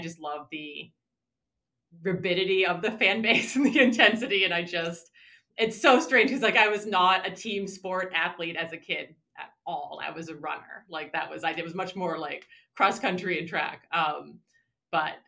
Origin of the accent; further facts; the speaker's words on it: New England, United States; moved away as an adult; also born or lived in Chicago; growing up in New England, you know, UMass, the Marcus Camby year was when I was a child